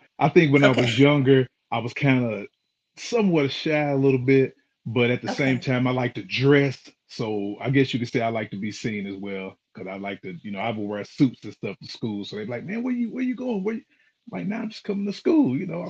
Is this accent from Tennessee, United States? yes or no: yes; Knoxville, Tennessee, United States; Actually, life was good. I was blessed to be able to just grow up in a loving household.